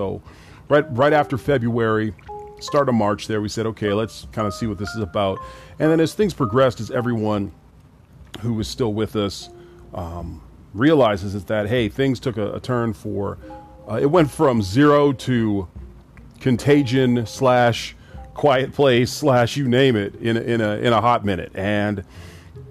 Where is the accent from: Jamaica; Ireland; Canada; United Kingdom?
Canada; also born or lived in Grenada / Trinidad; My family's from the Caribbean, Grenada and Trinidad, and I was born here in Canada